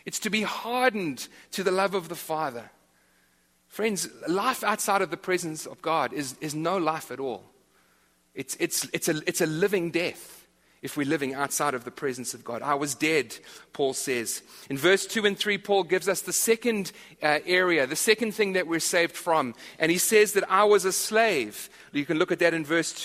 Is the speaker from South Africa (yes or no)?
yes; South Africa; moved away; I'm from South Africa, as are a few others in this church.